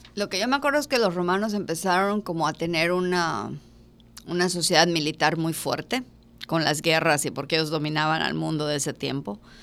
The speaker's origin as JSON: {"language": "Spanish", "country": "Mexico"}